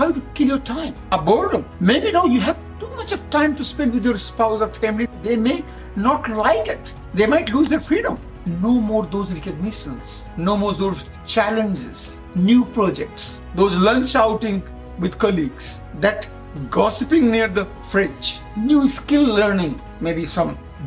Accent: India; I come from India

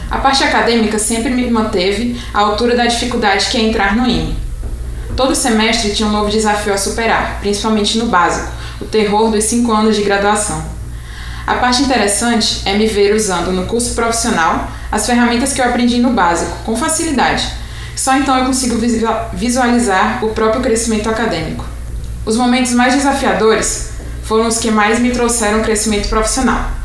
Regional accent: Fortaleza, Ceará, Brazil; eu tenho 23 anos e sou natural de Fortaleza, Ceará.

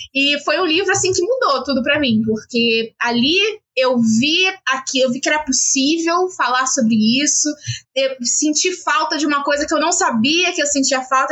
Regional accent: Rio de Janeiro, Brazil; a gente é da Zona Norte

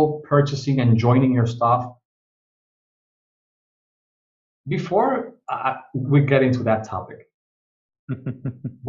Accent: Dominican Republic; I'm from the Dominican Republic

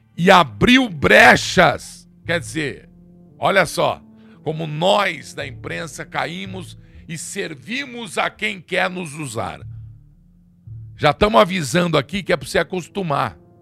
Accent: Brazil; Sou povo aqui, sou brasileiro

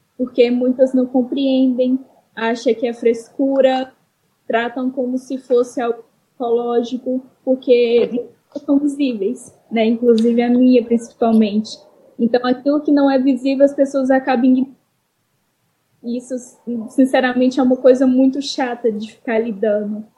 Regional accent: Minas Gerais, Brazil; sou de Minas Gerais

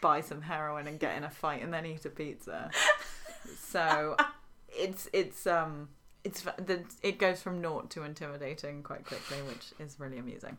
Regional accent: England, United Kingdom; as an English person

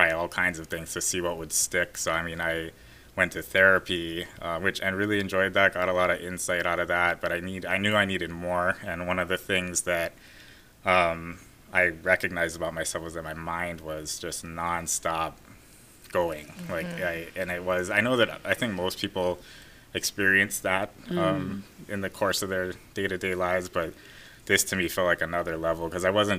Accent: Oahu, Hawaii, United States; I was born and raised here in Oahu.

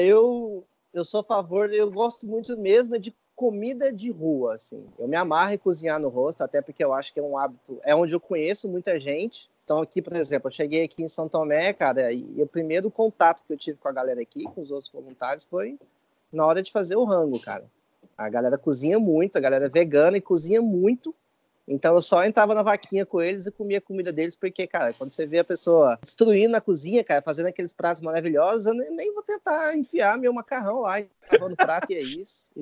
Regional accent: Goiânia, Goiás, Brazil; moved away; Eu vim de Goiânia, né? Então, eu fui criado comendo churrasco cinco vezes por semana

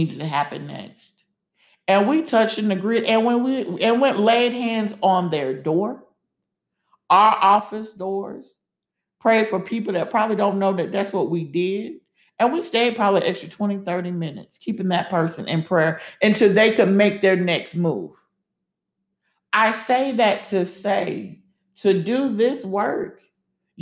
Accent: the South, United States; moved away; we both were from the South

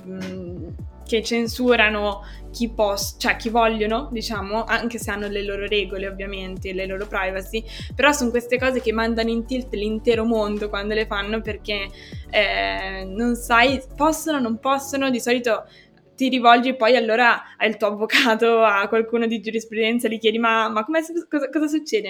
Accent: Genoa, Liguria, Italy; da genovese ti confermo che ogni tanto quando vai a Ponente, tipo senza cambiare città, quindi sempre a Genova, io sono del Levante

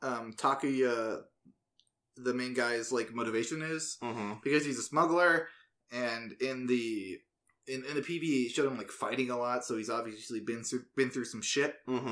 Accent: United States; As an American viewer

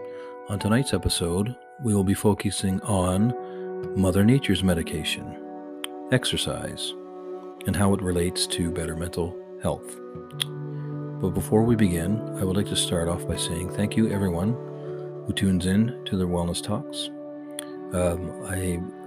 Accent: Canada; I'm Canadian

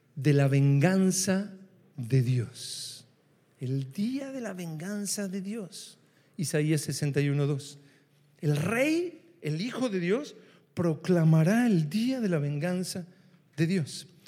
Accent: Argentina

